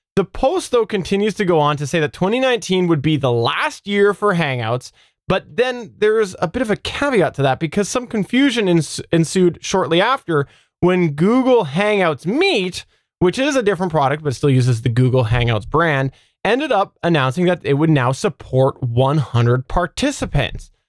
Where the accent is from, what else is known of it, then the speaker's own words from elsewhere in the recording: Canada; I'm Canadian